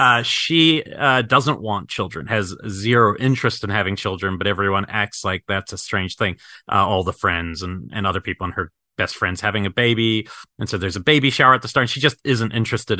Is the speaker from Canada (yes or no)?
no; New Zealand; moved away; growing up in New Zealand